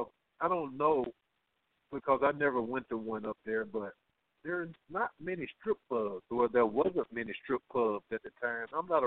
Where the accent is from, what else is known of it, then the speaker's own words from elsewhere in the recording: Atlanta, Georgia, United States; I'm from Atlanta